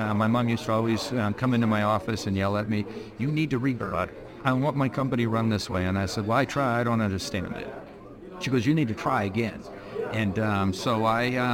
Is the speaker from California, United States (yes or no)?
yes; Newport Beach, California, United States; I was born and raised in Orange County, California. Newport Beach.